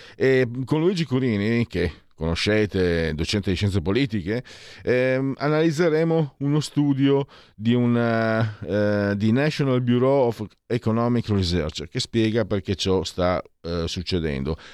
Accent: Italy; now in Milan, Italy; vengo dal Friuli, Veneto

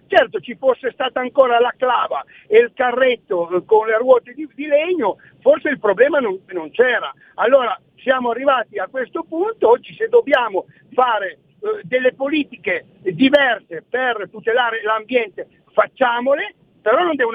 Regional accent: Torrazza Piemonte, Piedmont, Italy; Ho un collega che è di Castellamonte, io sono di Torrazza Piemonte, siamo a 40 km

